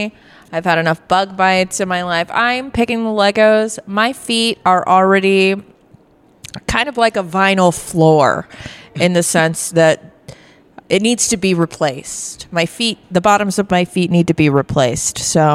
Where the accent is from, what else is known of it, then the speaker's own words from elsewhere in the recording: Mechanicsville, Virginia, United States; my hometown? Yes. In Mechanicsville, they've since changed the name of the school and the mascot, but the high school that I went to was at the time named Lee Davis High School